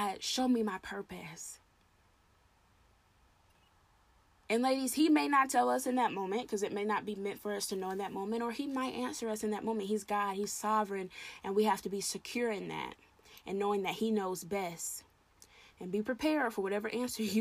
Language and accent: English; the South, United States; I'm Southern. I'm from the South. I say y'all